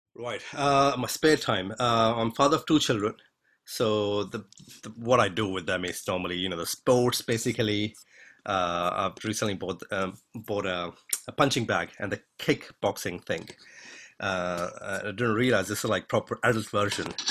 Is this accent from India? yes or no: yes; India; I'm Indian